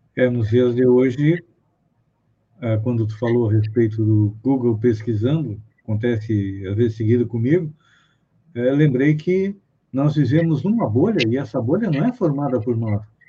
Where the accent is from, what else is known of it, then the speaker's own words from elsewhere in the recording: Bagé, Rio Grande do Sul, Brazil; sou gaúcho de Bagé